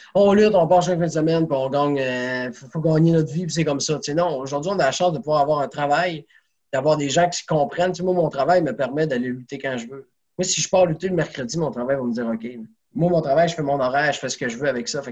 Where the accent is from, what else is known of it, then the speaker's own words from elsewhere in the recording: Saguenay, Quebec, Canada; je viens de Saguenay